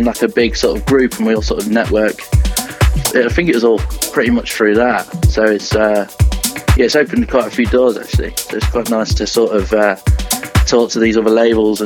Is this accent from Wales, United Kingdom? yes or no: no; Lincolnshire, East Midlands, United Kingdom; also born or lived in Bristol; I'm from Lincolnshire.